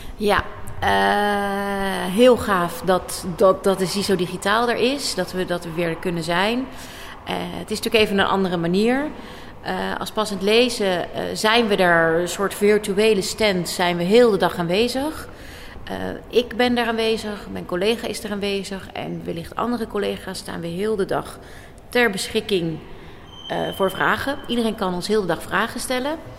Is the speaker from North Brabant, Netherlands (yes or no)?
no; The Hague, South Holland, Netherlands; ik kom zelf ook uit Den Haag, uit Scheveningen